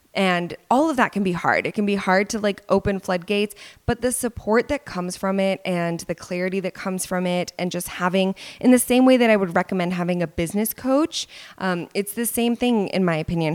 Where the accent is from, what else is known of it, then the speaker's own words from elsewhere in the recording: Dallas, Texas, United States; here in Dallas, my hometown